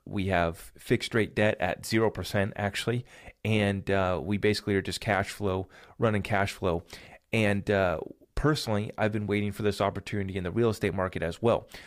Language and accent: English; United States; as an American here